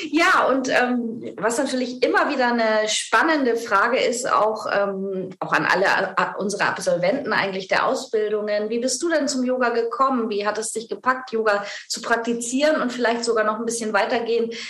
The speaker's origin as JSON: {"language": "German", "region": "Bavaria", "country": "Germany", "said": "Ich komme aus Bayern, aus der Nähe {S1} von Ingolstadt."}